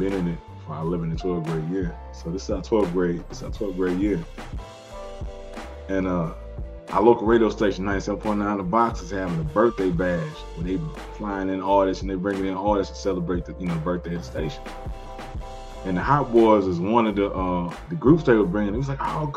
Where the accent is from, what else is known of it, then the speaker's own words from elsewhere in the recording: Houston, Texas, United States; I grew up in Southeast Houston.